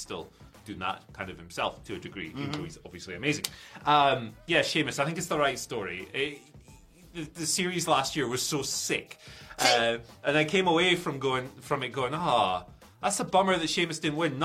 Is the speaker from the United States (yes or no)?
no; Aberdeen, Scotland, United Kingdom; I grew up on Pitodri Pies. I was a season ticket holder at Pitodri